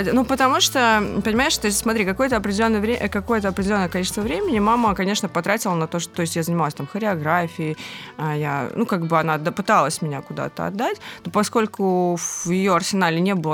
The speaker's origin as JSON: {"language": "Russian", "region": "Saint Petersburg", "country": "Russia", "tie": "born or raised there", "said": "…, 30 лет. Родилась и выросла в Санкт-Петербурге."}